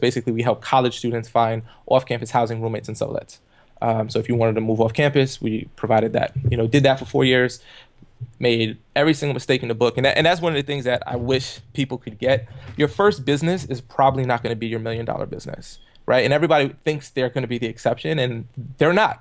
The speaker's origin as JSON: {"language": "English", "town": "New York City", "region": "New York", "country": "United States", "tie": "born or raised there", "said": "I grew up in the projects on welfare in the Canarsie, uh, area of Brooklyn"}